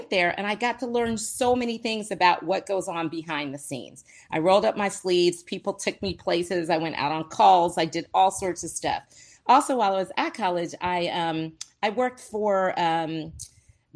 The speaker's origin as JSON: {"language": "English", "town": "Brandywine", "region": "Maryland", "country": "United States", "tie": "born or raised there", "moved": "as an adult", "said": "I grew up in a small town called Brandywine, Maryland, a little country town, no sidewalks, no street lights."}